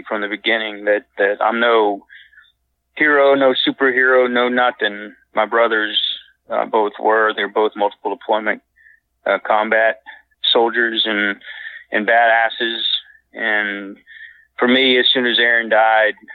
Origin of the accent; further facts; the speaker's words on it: Citrus County, West Central Florida, United States; also born or lived in Rockledge, Florida; I grew up in West Central Florida, Citrus County, about 50 miles west of Orlando.